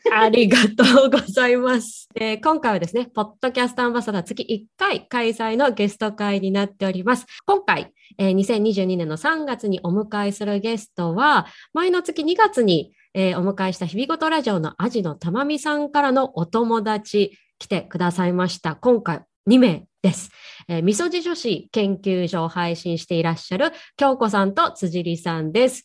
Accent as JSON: {"language": "Japanese", "region": "Hiroshima", "country": "Japan", "tie": "born or raised there", "moved": "as an adult", "lives_now": "Hong Kong", "said": "実家広島なんですけど広島にずっと帰れてなかったりする"}